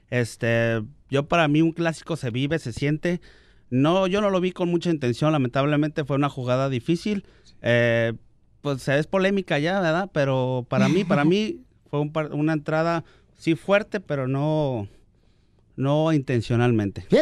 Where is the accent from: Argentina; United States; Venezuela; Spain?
United States; San Fernando, California; born there; now in San Bernardino, United States; Eh, soy nacido aquí en San Fernando, California.